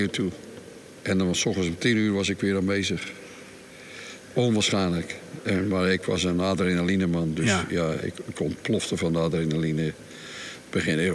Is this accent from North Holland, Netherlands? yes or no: no; Rotterdam, South Holland, Netherlands; now in Scheveningen, Netherlands; ik ben geboren in Bonnes onder de rook van Rotterdam